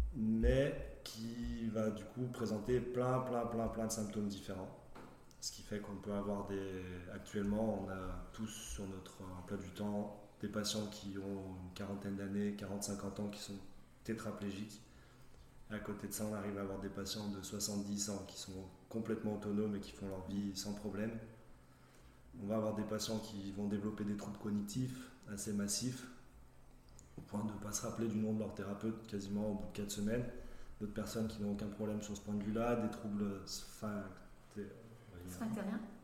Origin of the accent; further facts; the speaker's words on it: Saint-Étienne, Auvergne-Rhône-Alpes, France; ma région d'origine, de Saint-Étienne